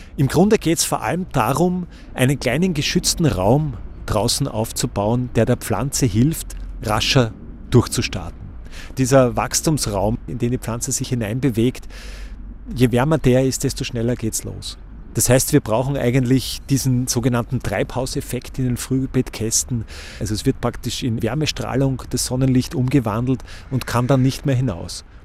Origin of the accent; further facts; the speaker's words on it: Austria; bei uns in Österreich